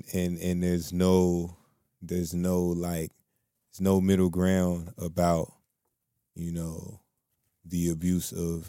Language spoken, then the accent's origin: English; Muskogee, Oklahoma, United States; born there; I was born in Muskogee, Oklahoma, you know what I'm saying, in 1988.